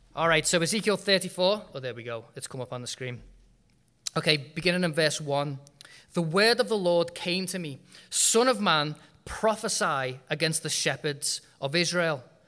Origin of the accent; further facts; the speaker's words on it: United Kingdom; moved away as an adult; I was born and bred in Britain